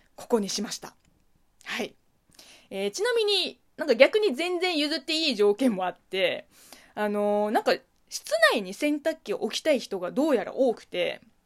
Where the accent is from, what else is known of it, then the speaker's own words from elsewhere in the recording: China; Japanese is a second language; now in Japan; 中国生まれ、中国育ち